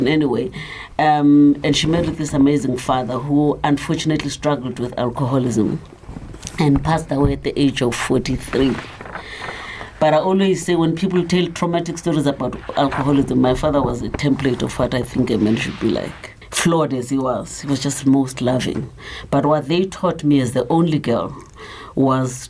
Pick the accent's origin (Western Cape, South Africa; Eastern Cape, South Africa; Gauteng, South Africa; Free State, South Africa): Gauteng, South Africa; Soweto; also born or lived in KwaZulu-Natal; I was born in Soweto, but I'm not from Soweto. My family was from Ngut.